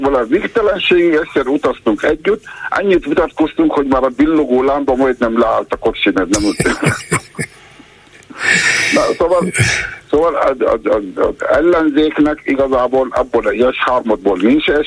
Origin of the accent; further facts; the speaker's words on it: Hungary; ha én születtem magyarnak, azt nem lehet megszavazni, hogy nem vagyok magyar, vagy magyar vagyok.